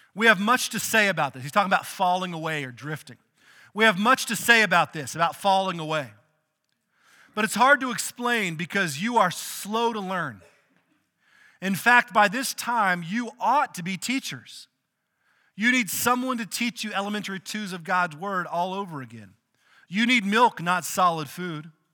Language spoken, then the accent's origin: English; outside of Austin, Texas, United States; we grew up outside of Austin